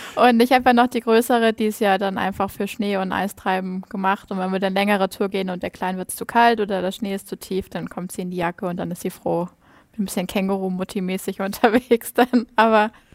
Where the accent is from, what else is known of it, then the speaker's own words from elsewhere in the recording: Schleswig-Holstein, Germany; first language Danish; German is a second language; moved away as an adult; now in Greenland; ich komme ja aus Schleswig-Holstein, ganz oben an der Grenze zu Dänemark.